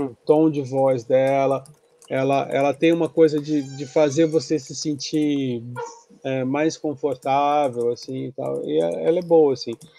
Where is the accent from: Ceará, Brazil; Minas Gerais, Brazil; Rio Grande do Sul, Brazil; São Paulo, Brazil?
São Paulo, Brazil; Santos; eu sou de Santos